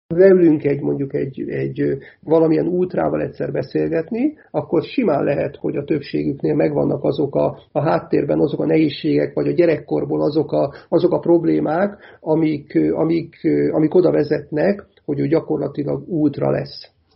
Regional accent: Hungary; én ugye akkor is magyar vagyok, ha nyerünk, meg akkor is magyar vagyok, ha, ha vesztünk

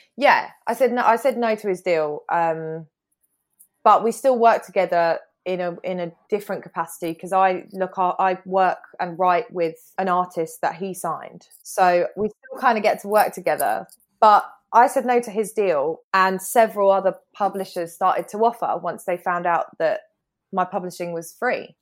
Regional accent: United Kingdom

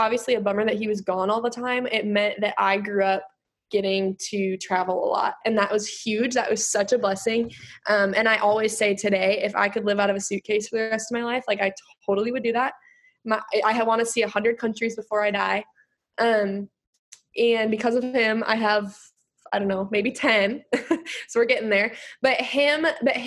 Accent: Minnesota, United States; I'm from Minnesota

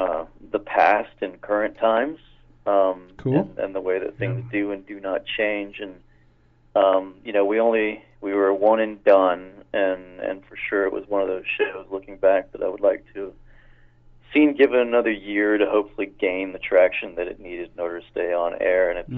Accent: Toronto, Ontario, Canada; moved away as an adult; also born or lived in Los Angeles; now in Vancouver, Canada; Originally, I'm from Toronto.

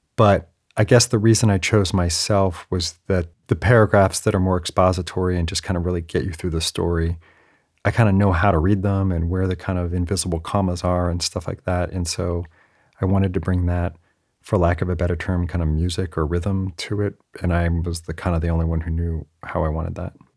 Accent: the Bay Area, California, United States; also born or lived in San Diego; I'm from the Bay Area, and I went to U C San Diego in nineteen ninety-five

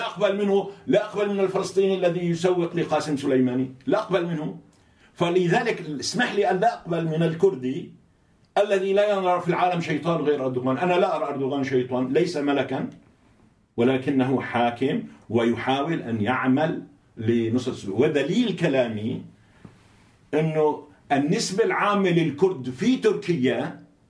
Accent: Syria

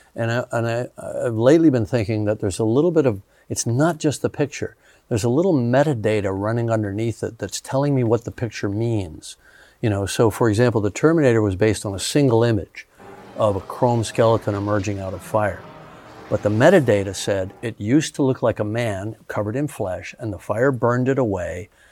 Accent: Canada; also born or lived in Los Angeles, United States; now in New Zealand; I grew up in Canada before that.

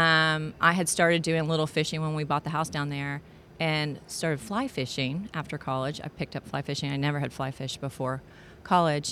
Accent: Houston, Texas, United States; also born or lived in Atlanta; I had moved back to my hometown of Houston, Texas

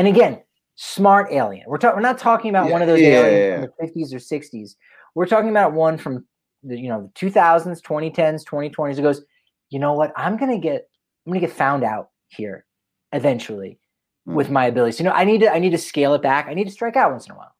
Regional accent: New Jersey, United States; now in Boulder, United States; I'm from South Jersey.

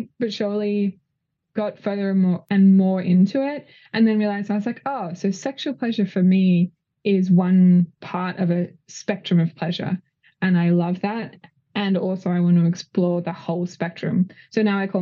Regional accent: Australia; moved away as an adult; also born or lived in California; now in Los Angeles, United States; I'm Australian, but came to California to do a training in sex education, I think nearly 8 years ago

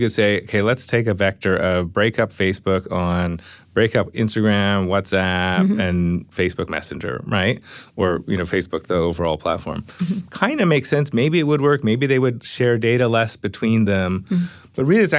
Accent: Canada; Yeah, I mean, I'm Canadian, right?

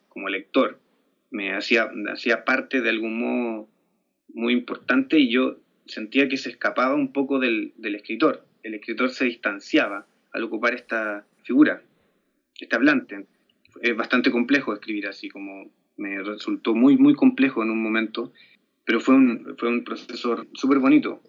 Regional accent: Chile; yo me crié con, con MTV ya, con toda la, toda la influencia norteamericana que llegó a Chile

